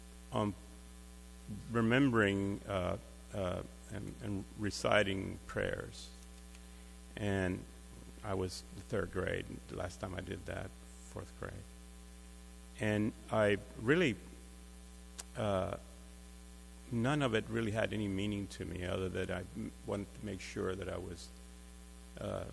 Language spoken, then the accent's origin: English; Cuba; moved away; I was born in Cuba, and as a child, I attended Catholic schools